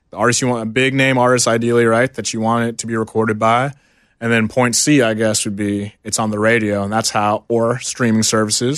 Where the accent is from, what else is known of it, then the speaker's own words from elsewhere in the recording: Houston, Texas, United States; Houston, Texas, born and raised